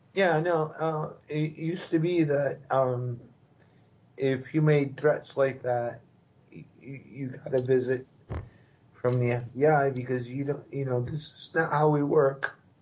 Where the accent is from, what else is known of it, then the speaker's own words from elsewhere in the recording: Brazil; moved away; I was long gone from Brazil